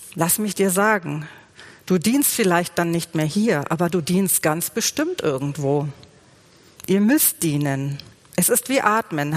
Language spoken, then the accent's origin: German; Germany; bei uns in Deutschland